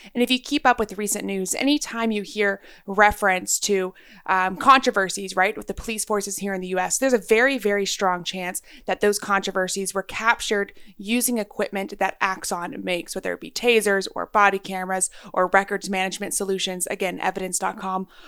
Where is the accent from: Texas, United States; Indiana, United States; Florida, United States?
Texas, United States; I'm a Texan. I grew up in Texas.